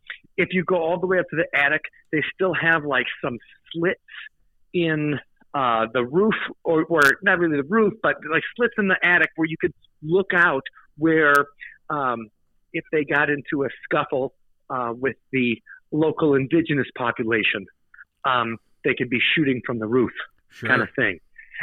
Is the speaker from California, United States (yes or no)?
no; Big Bend, Wisconsin, United States; We grew up in Big Bend, so in Waukesha County, you know, 20 minutes from Milwaukee.